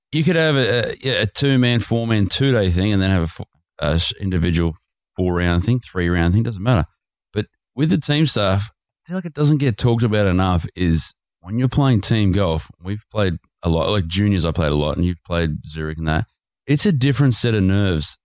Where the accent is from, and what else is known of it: Australia